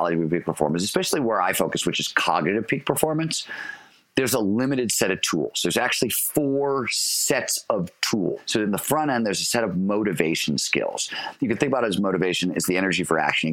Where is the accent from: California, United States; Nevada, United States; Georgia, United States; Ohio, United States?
Ohio, United States; Cleveland; When I was growing up in Cleveland, Ohio